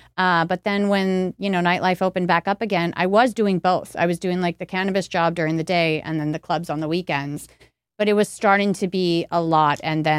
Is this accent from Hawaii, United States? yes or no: no; Los Angeles, California, United States; And then I'm from Los Angeles. So, yeah.